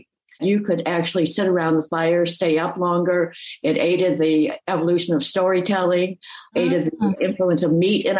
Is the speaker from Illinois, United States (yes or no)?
yes; the Midwest, north of Chicago, Illinois, United States; I grew up in the Midwest in an area not far from north of Chicago